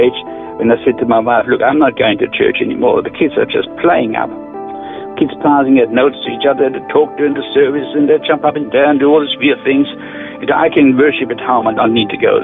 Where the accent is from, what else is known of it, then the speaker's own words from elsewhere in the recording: near Ulm, Baden-Württemberg, Germany; English is a second language; moved away as an adult; now in Australia; I grew up near Ulm. That's Stuttgart. That's the south part of Germany, near Lake Constance